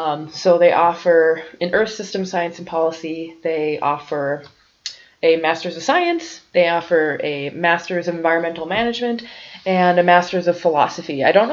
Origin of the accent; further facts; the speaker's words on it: North Dakota, United States; I'm living in Grand Forks, going to UND, and I'm from North Dakota